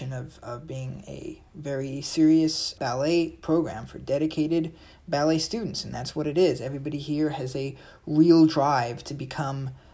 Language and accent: English; Irvine, California, United States; I'm from Irvine, California